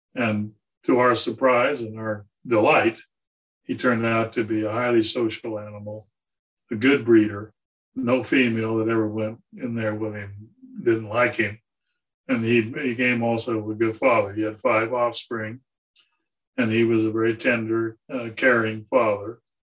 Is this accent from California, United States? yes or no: yes; San Diego, California, United States; moved away as an adult; also born or lived in Georgia; I grew up in San Diego